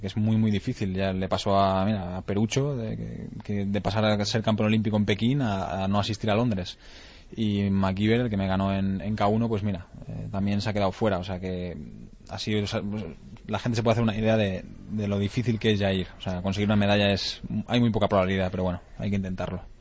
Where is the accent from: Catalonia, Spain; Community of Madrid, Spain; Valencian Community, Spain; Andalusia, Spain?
Catalonia, Spain; Lleida; moved away